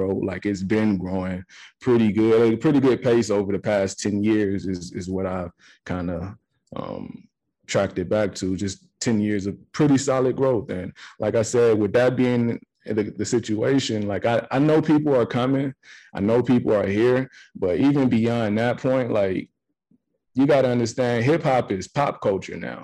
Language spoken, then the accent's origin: English; Atlanta, Georgia, United States; moved away as an adult; also born or lived in Nashville, Tennessee / Savannah, Georgia; now in Denver, United States; Growing up in Atlanta